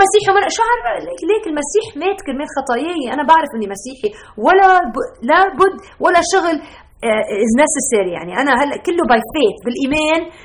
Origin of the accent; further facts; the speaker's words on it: Lebanon; now in Chicago, United States; انا ربيت بلبنان